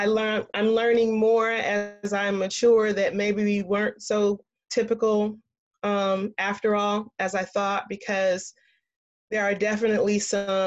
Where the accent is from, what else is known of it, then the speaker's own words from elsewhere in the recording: Columbia, South Carolina, United States; moved away; Born and raised in Columbia, South Carolina, grew up in the South, military brat